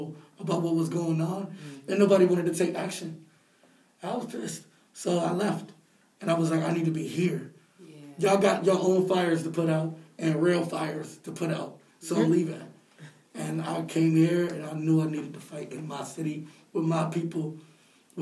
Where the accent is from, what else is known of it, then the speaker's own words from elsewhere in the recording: Rochester, New York, United States; moved away; I'm from Rochester, New York